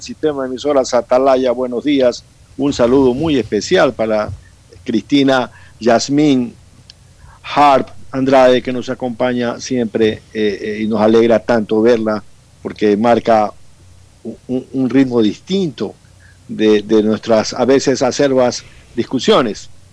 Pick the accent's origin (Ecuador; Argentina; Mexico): Ecuador; Manabí; also born or lived in Quito; now in Guayaquil, Ecuador; Yo pues nací en Manabí, tengo una buena idea de mi tierra, me eduqué en Quito y tengo 35 años viviendo en Guayaquil